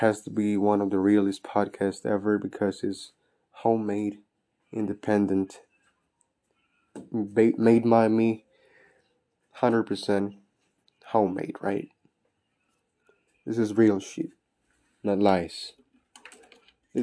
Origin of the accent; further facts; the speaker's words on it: Mexico; moved away; also born or lived in Texas, United States / Houston, United States; I'm from Texas, but I was raised in Mexico as well. So I'm 50-50.